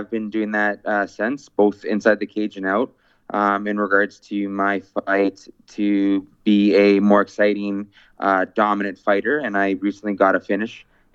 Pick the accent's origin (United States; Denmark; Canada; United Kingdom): Canada; my fundamental rights as a Canadian